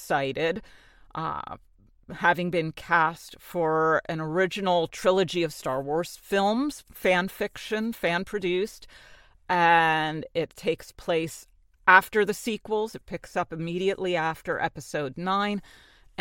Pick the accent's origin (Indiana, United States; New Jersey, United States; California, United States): New Jersey, United States; accent: New York; I'm from Jersey and New York is right next to me